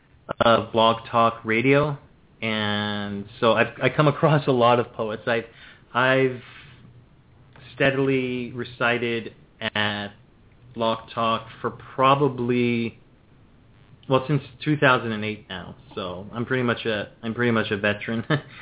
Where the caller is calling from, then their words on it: Ontario, Canada; I'm calling from Ontario in Canada.